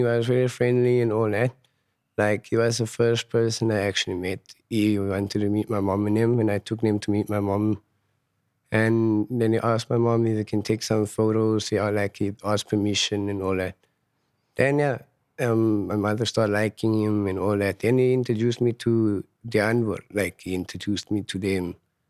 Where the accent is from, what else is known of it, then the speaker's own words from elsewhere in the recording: Johannesburg, Gauteng, South Africa; I grew up in Fietas, in Frederdorp, my hometown in Johannesburg. It's quite a nice area if you get to know the people and the people knows you.